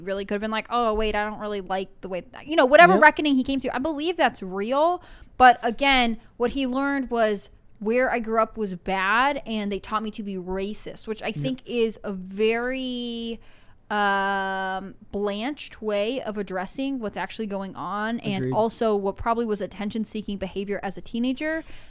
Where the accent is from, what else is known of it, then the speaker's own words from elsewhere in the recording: Arkansas, United States; I know exactly who I can blame for this because I am white and from Arkansas, the South, or Middle America.